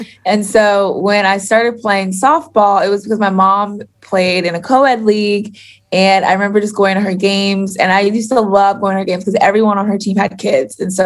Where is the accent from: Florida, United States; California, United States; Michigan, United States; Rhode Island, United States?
Florida, United States; I'm from Florida.